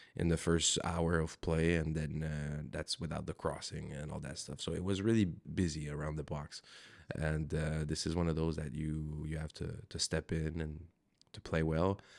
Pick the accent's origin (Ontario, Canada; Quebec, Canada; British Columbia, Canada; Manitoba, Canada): Quebec, Canada; Montreal; moved away as an adult; I'm born and raised in Montreal